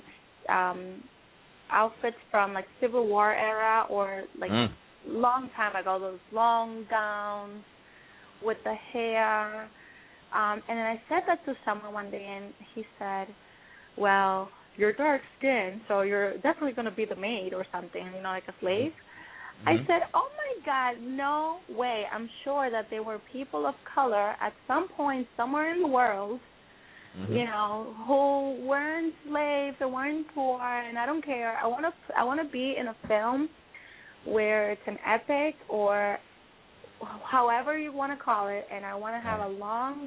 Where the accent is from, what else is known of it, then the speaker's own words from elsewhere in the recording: New York City, New York, United States; accent: East Coast; moved away as an adult; also born or lived in Dominican Republic; now in Los Angeles, United States; I was raised in New York, in Washington Heights